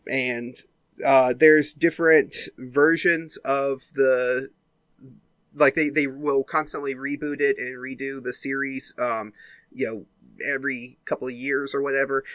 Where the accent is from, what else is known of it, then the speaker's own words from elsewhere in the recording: Mississippi, United States; we're not under lockdown here in my home state.